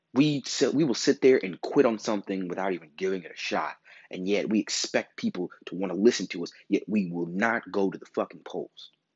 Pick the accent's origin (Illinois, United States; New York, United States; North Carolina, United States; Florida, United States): Illinois, United States; Chicago; I come from Chicago.